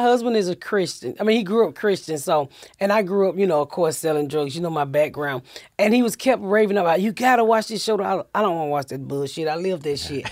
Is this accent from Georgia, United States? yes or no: yes; Atlanta, Georgia, United States; moved away; also born or lived in Indiana; I'm from Atlanta, so my husband just retired, and I was like, "Look, I'm ready to get the fuck out of Indiana. Let's go home."